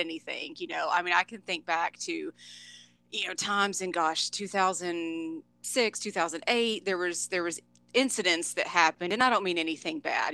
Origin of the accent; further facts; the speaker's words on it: Dallas Fort Worth, Texas, United States; born and raised in the Dallas Fort Worth, Texas area.